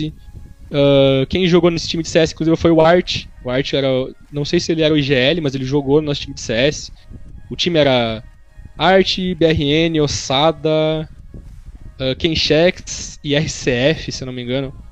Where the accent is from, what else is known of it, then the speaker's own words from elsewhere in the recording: Horizontina, Rio Grande do Sul, Brazil; moved away; Eu sou de eu nasci em Horizontina, Rio Grande do Sul. Mas eu não morava em Horizontina, eu morava mais no interior do que Horizontina.